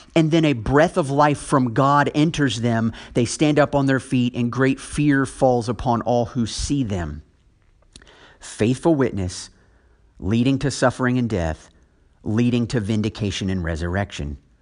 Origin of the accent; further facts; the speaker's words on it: United States; I'm speaking as an American